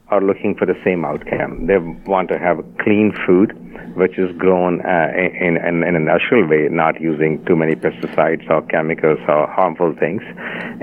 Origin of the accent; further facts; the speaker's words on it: India; I was born and brought up in India